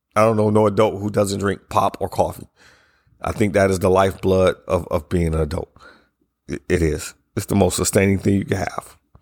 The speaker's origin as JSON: {"language": "English", "country": "United States", "said": "as we celebrated the privileges of being Americans"}